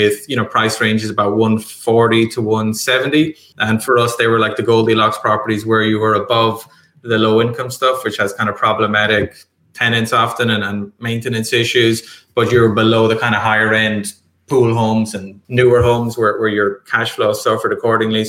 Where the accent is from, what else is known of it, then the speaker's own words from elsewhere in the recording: Ireland; moved away as an adult; also born or lived in London, United Kingdom / Madrid, Spain; now in Tampa, United States; So I'm originally from Ireland, and I now live in Tampa, Florida.